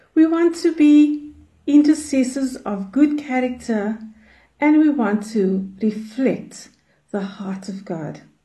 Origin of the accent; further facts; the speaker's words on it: Cape Town, Western Cape, South Africa; I'm from Cape Town in South Africa.